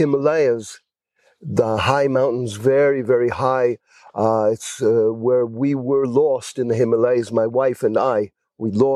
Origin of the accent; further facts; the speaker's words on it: Beersheba, Southern District, Israel; also born or lived in United States; I was born on a kibbutz in the south of Israel